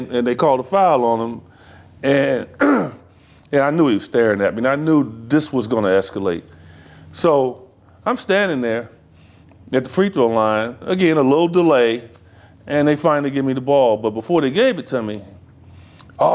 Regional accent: Chicago, Illinois, United States; I'm from Chi

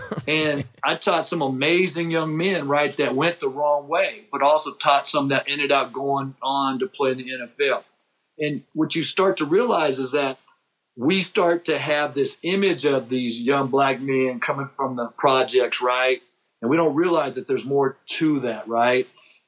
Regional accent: Japan; also born or lived in San Diego; I come from Japan. I was born in San Diego, and my first memory as a young kid is in Japan, right?

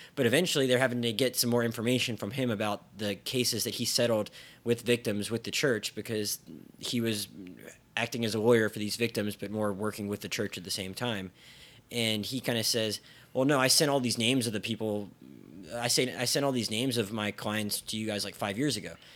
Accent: Philadelphia, Pennsylvania, United States; my hometown news, newspapers, the Philadelphia Daily News and the Philadelphia Inquirer

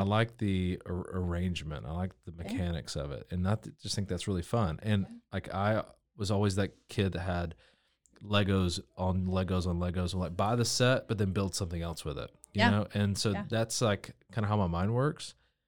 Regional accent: Georgia, United States; also born or lived in Nashville, United States; I am from Georgia originally. Moved to Waco from Nashville, Tennessee.

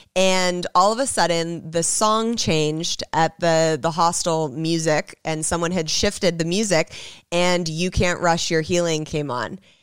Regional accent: Los Angeles, California, United States; I grew up in Hollywood

